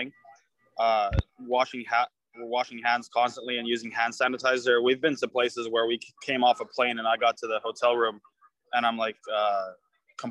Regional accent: Croatia; now in United States; Croatia, my home country

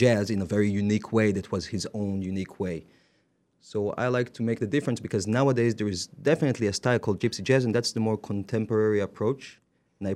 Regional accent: Jerusalem, Jerusalem District, Israel; moved away as an adult; now in Paris, France; I grew up in Jerusalem playing jazz music

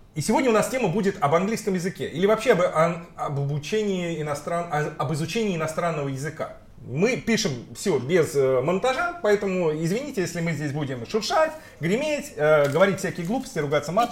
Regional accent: Russia; moved away; в нашей регионе, э, где вот мы родились с тобой в России

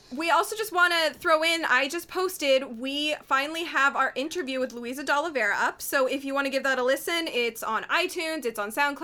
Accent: Canada; we're all Canadian

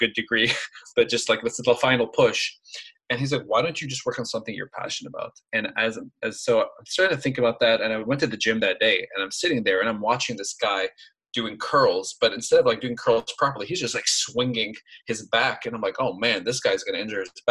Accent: Lebanon; moved away as an adult; now in United States; I grew up in Lebanon, came to the US, and I went through college here

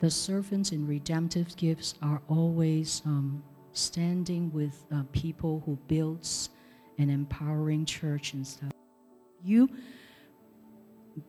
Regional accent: Hong Kong; now in San Jose, United States; I came from Hong Kong

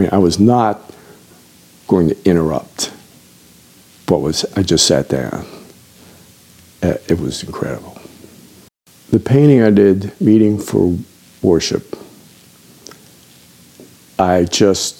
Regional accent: Washington, District of Columbia, United States; I grew up in Washington, D.C., before the subway system.

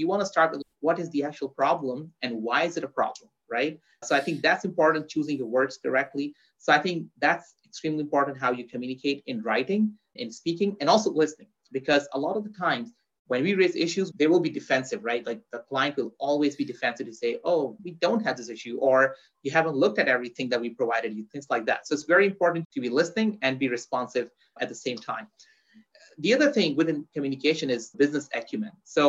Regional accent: Pakistan; born there; also born or lived in Dubai / Saudi Arabia; So I was born in Pakistan in Southeast Asia. Then I lived in Dubai

